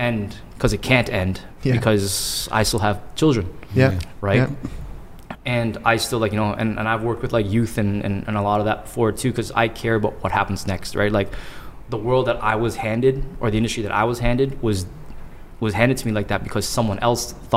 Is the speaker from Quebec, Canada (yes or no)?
no; Toronto, Ontario, Canada